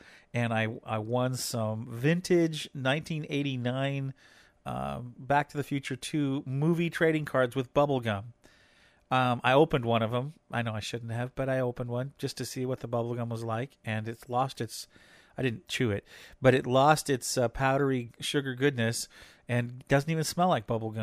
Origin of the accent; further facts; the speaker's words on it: Hoquiam, Washington, United States; It's a historical theater over in Hoquiam, which is it's my hometown, actually, but not too far from our house.